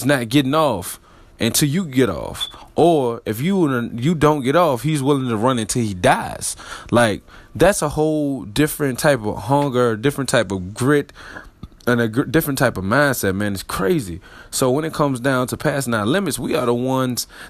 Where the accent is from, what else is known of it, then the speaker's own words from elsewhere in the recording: Richmond, Virginia, United States; RVA, my hometown